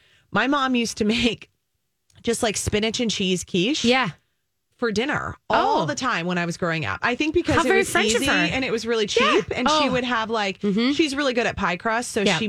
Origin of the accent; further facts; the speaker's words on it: Minnesota, United States; as a Minnesotan